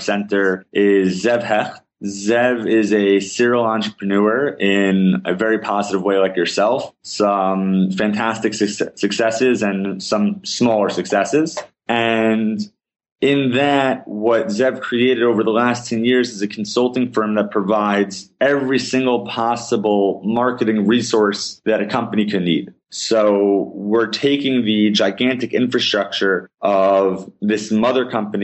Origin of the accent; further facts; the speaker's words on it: West Orange, New Jersey, United States; moved away as an adult; also born or lived in Riverdale, New York / Paramus, New Jersey; now in Israel; I grew up in Riverdale, New York, moved to West Orange, New Jersey when I was 7